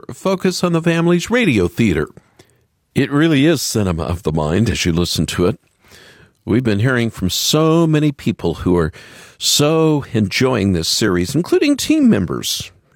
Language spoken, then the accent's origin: English; Middle America, Midwest, United States; growing up in Middle America